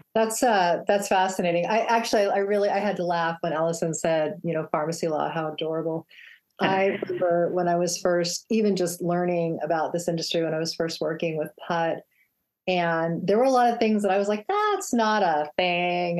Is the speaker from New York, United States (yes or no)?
no; Phoenix, Arizona, United States; my hometown of Phoenix, Arizona